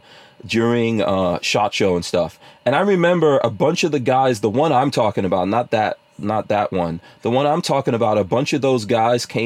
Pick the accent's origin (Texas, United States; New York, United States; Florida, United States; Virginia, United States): New York, United States; I grew up in New York